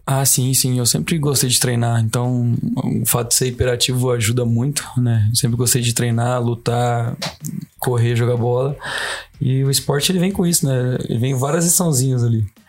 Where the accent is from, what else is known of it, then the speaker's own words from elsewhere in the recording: Brazil; a gente é brasileiro